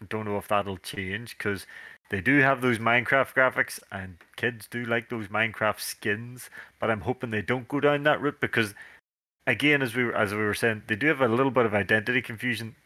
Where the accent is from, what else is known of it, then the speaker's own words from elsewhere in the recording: Northern Ireland, United Kingdom; we're dudes from Northern Ireland